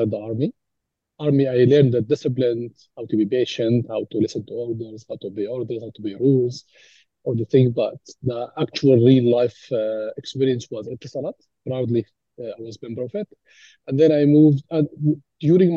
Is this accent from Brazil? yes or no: no; Dubai, United Arab Emirates; I was born in Dubai, 1977. I've completed most of my education in the country.